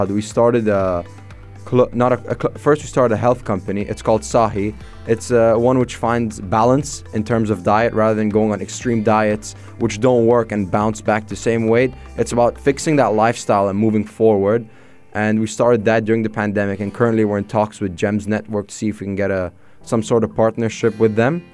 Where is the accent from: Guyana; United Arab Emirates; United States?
United Arab Emirates; Dubai; also born or lived in Egypt; I grew up mostly in Dubai. I came here at the age of 3